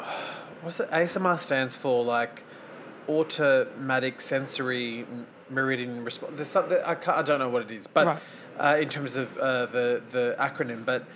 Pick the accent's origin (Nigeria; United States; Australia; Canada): Australia; I'm Aussie.